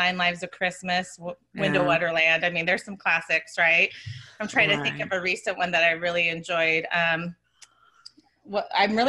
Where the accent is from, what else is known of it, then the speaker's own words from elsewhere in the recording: Phoenix, Arizona, United States; moved away as an adult; now in Portland, United States; we grew up in Phoenix